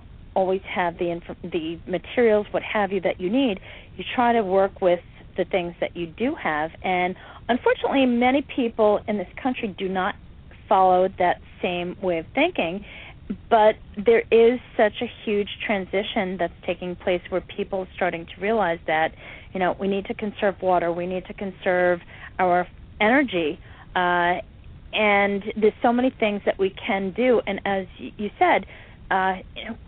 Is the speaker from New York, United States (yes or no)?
yes; Catskill Mountains, New York, United States; I grew up in the Catskill Mountains